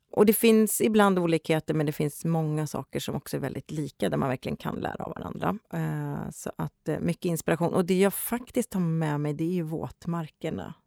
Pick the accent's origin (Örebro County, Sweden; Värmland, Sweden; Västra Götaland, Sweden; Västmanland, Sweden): Västra Götaland, Sweden; Gothenburg; now in Stockholm, Sweden